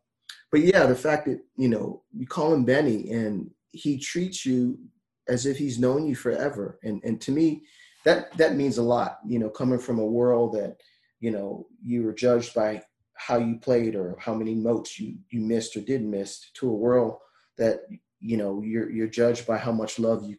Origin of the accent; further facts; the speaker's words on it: Miami, Florida, United States; I'm from Miami.